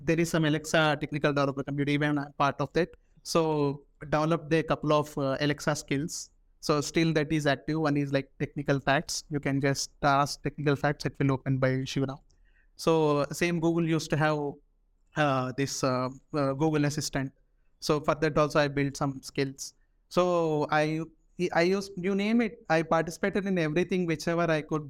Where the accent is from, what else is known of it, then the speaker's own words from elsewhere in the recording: Hyderabad, Telangana, India; also born or lived in Jalandhar, Punjab; So when I back to my hometown, Hyderabad, here, when I was going to LPU